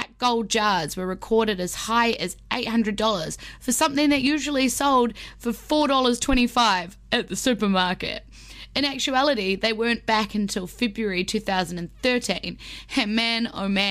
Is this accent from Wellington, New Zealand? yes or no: yes; Wellington, New Zealand; my hometown of Wellington